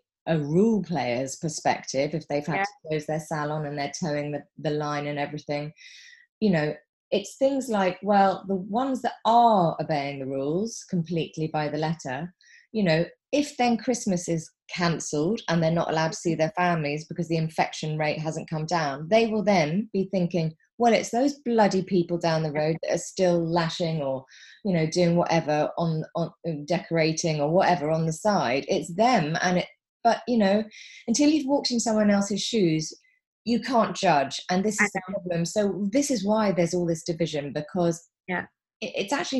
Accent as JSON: {"language": "English", "country": "United Kingdom", "said": "We're British"}